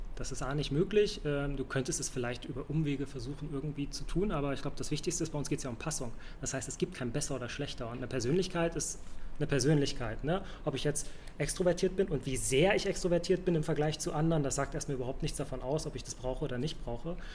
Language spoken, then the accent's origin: German; Hamburg, Germany; moved away as an adult; also born or lived in Saxony-Anhalt / Lüneburg; now in Berlin, Germany; ich bin in Hamburg aufgewachsen, äh, geboren aber in Sachsen-Anhalt.